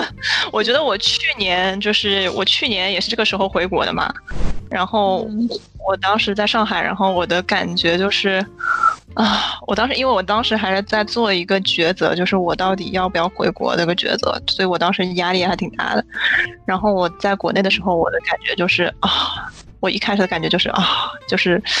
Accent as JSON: {"language": "Chinese", "country": "China", "said": "也有可能是因为我本身是中国人的原因。"}